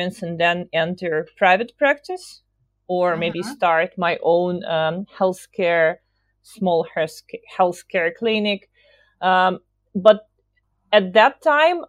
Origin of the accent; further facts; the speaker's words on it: Belarus; moved away; I'm from Eastern Europe, from Belarus. So I started my career in Minsk